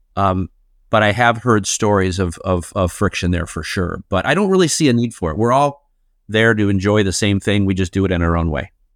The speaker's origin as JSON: {"language": "English", "town": "Chicago", "region": "Illinois", "country": "United States", "tie": "born or raised there", "said": "I grew up in Chicago, Illinois"}